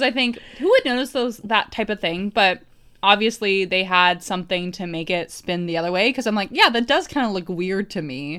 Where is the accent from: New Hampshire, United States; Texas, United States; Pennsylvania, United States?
New Hampshire, United States; when I was growing up in New Hampshire